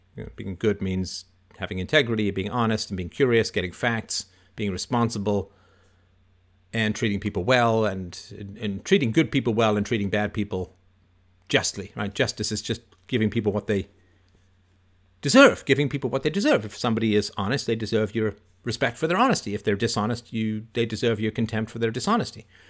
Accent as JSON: {"language": "English", "town": "Toronto", "region": "Ontario", "country": "Canada", "tie": "born or raised there", "said": "I do have a lot of, lot of fond memories about growing up in Don Mills."}